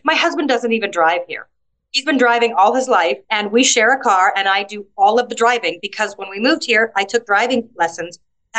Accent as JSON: {"language": "English", "town": "Atlanta", "region": "Georgia", "country": "United States", "lives_now": "Malta", "said": "You know, it's like, I come from Atlanta. 20 minutes? It's just nothing."}